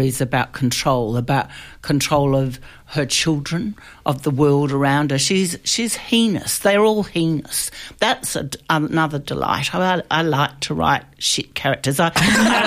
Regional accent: Australia; an Australian playwright

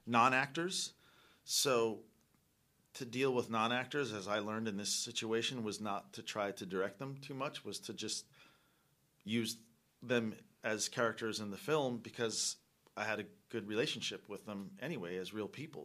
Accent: East Coast, United States; we're from the East Coast

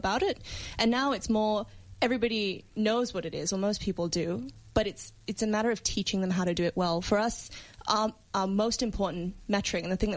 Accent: Singapore; now in Australia; I come from Singapore

